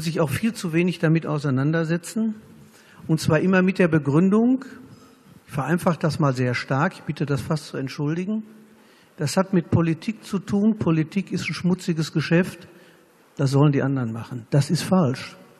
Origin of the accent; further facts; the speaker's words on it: Germany; wir als Deutsche